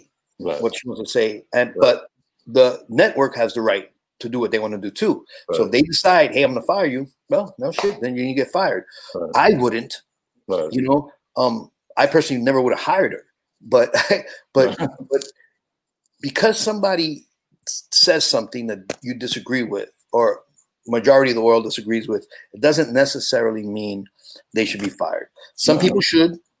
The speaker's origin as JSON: {"language": "English", "town": "New York City", "region": "New York", "country": "United States", "tie": "born or raised there", "said": "when I was a kid in the Bronx, growing up in the Bronx"}